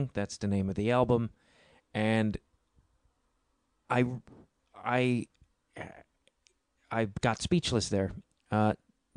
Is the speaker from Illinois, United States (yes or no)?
yes; outside of Chicago, Illinois, United States; That's how people in my hometown actually speak outside of Chicago. Not Chicago proper